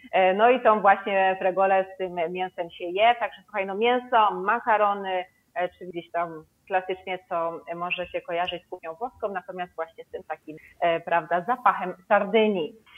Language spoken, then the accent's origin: Polish; Kraków, Lesser Poland, Poland; now in Sardinia, Italy; ja jestem z Krakowa, więc gdzieś tam czasami chodzą za mną właśnie e, te nasze krakowskie obwarzanki